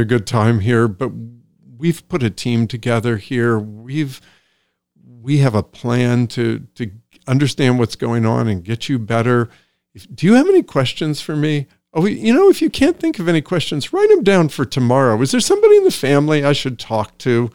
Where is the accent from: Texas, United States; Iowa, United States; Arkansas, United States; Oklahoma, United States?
Iowa, United States; also born or lived in Des Moines, Iowa / Sioux City, Iowa; now in Woodstock; I grew up in Iowa. I grew up in Des Moines, Iowa, Sioux City, Iowa